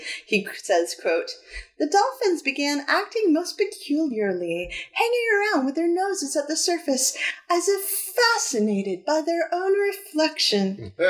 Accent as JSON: {"language": "English", "region": "New Hampshire", "country": "United States", "tie": "born or raised there", "said": "New Hampshire, my home state of awesome"}